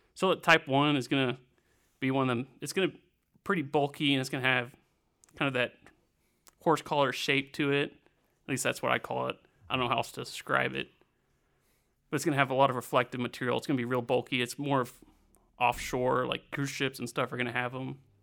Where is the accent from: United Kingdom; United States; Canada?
United States; Siloam Springs, Arkansas; My hometown of Silent Springs, Arkansas